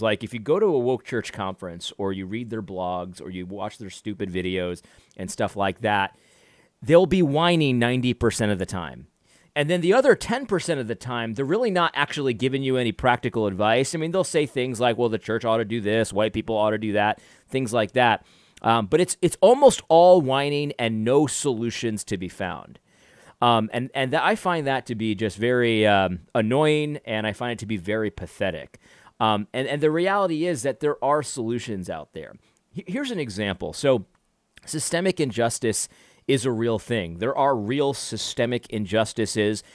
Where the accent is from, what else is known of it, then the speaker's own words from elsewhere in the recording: United States; I'm just an American, a regular guy.